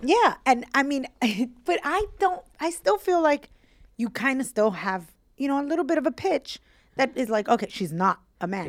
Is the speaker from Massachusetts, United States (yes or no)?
no; New York City, New York, United States; I grew up in Williamsburg, so our building faced Manhattan